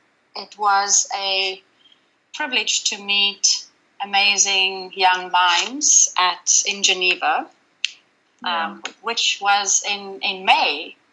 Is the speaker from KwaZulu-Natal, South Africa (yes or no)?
yes; Durban, KwaZulu-Natal, South Africa; I'm from sunny Durban in South Africa.